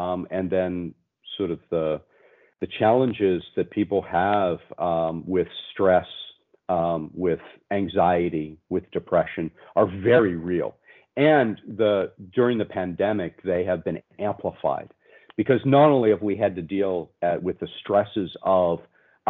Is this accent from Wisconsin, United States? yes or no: no; Pennsylvania, United States; I'm some kid from Pennsylvania in the US